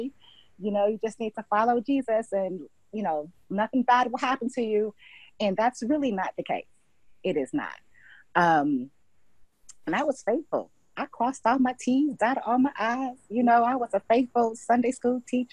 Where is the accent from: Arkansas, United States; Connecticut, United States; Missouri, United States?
Connecticut, United States; Hartford; moved away as an adult; also born or lived in New York / St. Lucia; now in Mississippi, United States; I'm originally from Hartford, Connecticut